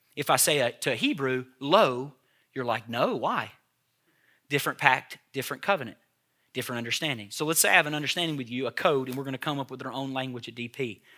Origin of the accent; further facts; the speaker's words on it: Tennessee, United States; I grew up on Hamburger Helper in Tennessee